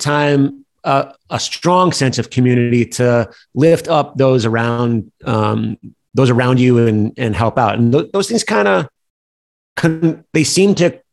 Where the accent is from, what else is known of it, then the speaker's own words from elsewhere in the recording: Detroit, Michigan, United States; growing up in Detroit, it was a tough city